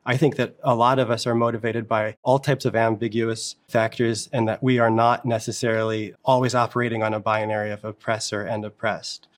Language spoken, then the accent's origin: English; not far from Newark, New Jersey, United States; I grew up in New Jersey, not far from Newark, New Jersey